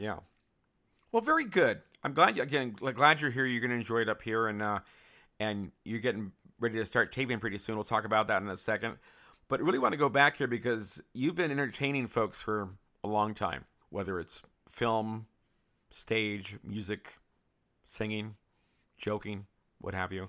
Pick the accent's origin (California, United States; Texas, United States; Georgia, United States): California, United States; San Francisco; moved away; I grew up in San Francisco